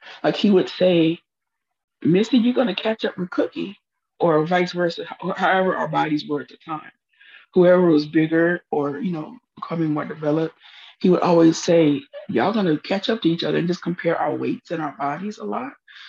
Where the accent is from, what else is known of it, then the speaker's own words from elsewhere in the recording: Huntsville, Texas, United States; also born or lived in Fort Worth; I was born in Fort Worth, Texas, but we soon moved to Huntsville, Texas, where my father was assigned to a parish in the AME Church, African Methodist Episcopal Church in Huntsville. And we lived there as I was a child.